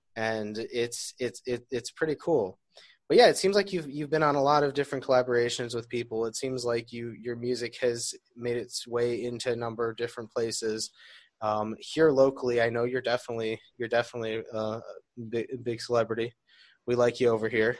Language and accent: English; Detroit, Michigan, United States; now in Beit Shemesh, Israel; I'm from Detroit